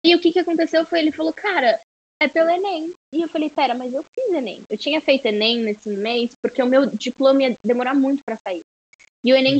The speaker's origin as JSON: {"language": "Portuguese", "country": "Brazil", "also_born_or_lived": "United States", "said": "por ser brasileira, sabe, por ser latina, por não falar inglês perfeitamente"}